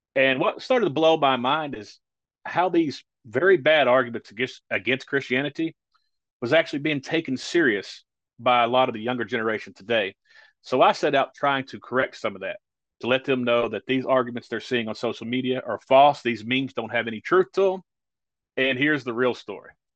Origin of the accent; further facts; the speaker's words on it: rural Kentucky, United States; I actually minister in a community not far from my hometown